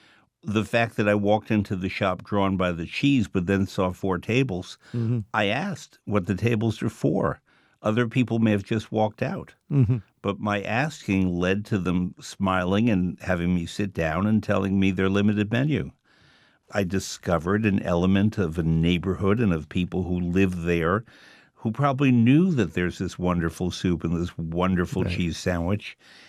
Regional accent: New York, United States; also born or lived in Paris; my hometown of New York

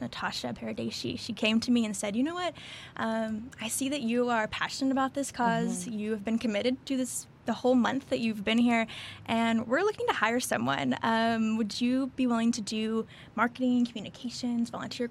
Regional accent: Arkansas, United States; moved away as an adult; now in Houston, United States; I grew up in Arkansas, actually, small town, middle of nowhere, pretty much

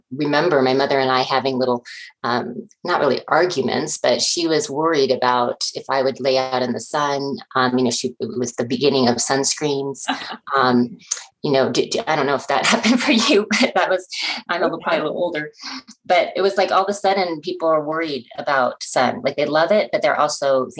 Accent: Boulder, Colorado, United States; moved away as an adult; also born or lived in Chapel Hill, North Carolina; I grew up in Boulder, Colorado, which is a lovely place to grow up

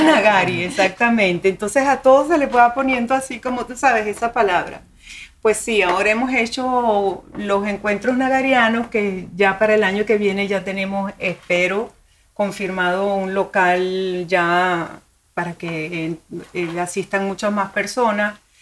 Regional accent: Venezuela; now in Miami, United States; Soy venezolana de la provincia en Venezuela.

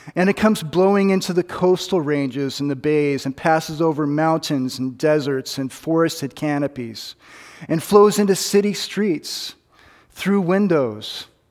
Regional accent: United States; I'm an American

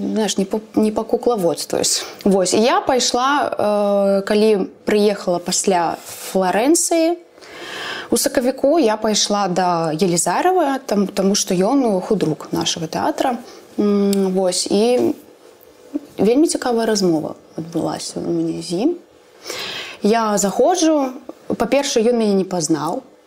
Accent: Belarus; я беларуска

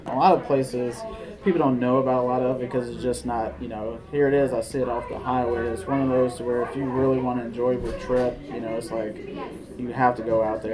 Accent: Kansas City, United States; I'm from Kansas City.

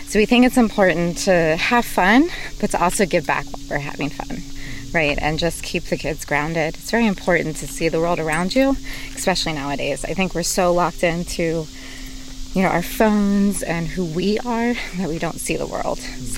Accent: United States; I live out here. I'm from Carroll County

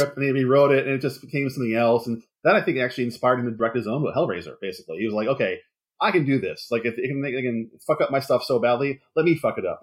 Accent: Philadelphia, Pennsylvania, United States; now in Los Angeles, United States; I'm coming from the East, comes from Philadelphia, so I come from an East Coast city

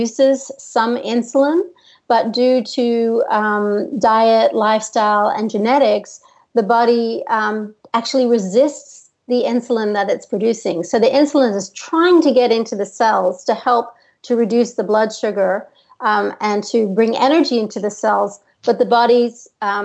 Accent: United States; moved away as an adult; also born or lived in Australia / New York City; I'm American. But I lived in Australia from when I was 18

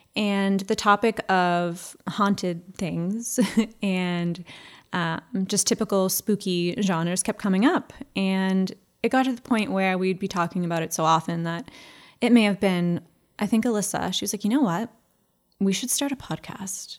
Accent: town next to Ipswich, Massachusetts, United States; my hometown. Lots of farmland.

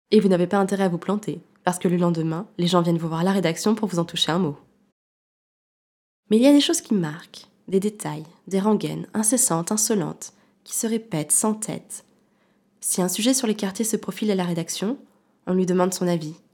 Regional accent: Grenoble, Auvergne-Rhône-Alpes, France; je suis une femme, je suis française, je suis grenobloise, je suis mère, je suis journaliste.

